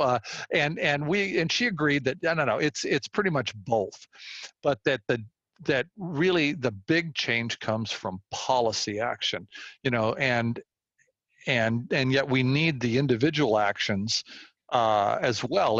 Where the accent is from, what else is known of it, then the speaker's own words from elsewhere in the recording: Walnut Creek, California, United States; I grew up in this area. I grew up in Walnut Creek. I've been here all my life